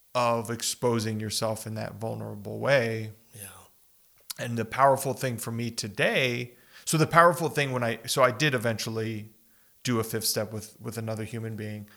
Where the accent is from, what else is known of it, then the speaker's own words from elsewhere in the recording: El Paso and Las Cruces, Southwest, United States; just growing up in the Southwest here, we've talked about this growing up yeah. in El Paso and Las Cruces